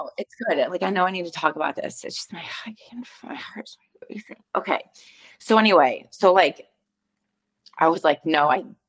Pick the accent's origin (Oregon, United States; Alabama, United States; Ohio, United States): Ohio, United States; moved away as an adult; now in California, United States; born and bred in Ohio, I've been in California about 10 years.